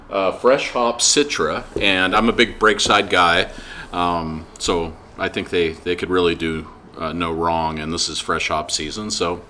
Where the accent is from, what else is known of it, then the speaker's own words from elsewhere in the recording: Gig Harbor, Washington, United States; also born or lived in San Diego; we're both from the Northwest. I grew up in Gig Harbor outside Tacoma. My wife is from Clackamas.